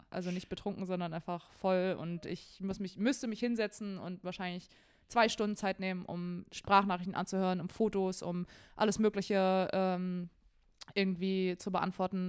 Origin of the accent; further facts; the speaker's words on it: Germany; bei uns in Deutschland